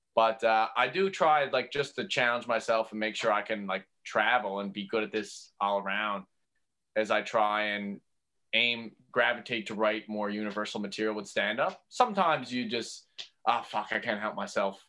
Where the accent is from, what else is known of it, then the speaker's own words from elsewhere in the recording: St. John's, Newfoundland and Labrador, Canada; growing up on Merry Meeting Road and going to Brother Ice Junior High School